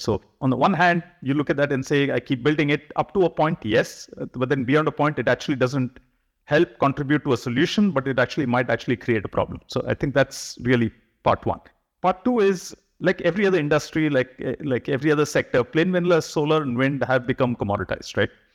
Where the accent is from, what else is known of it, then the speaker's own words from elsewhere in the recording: India; moved away as an adult; also born or lived in United States; I finished my, uh, studies here in India in nineteen ninety, and I moved to the U S for graduate studies.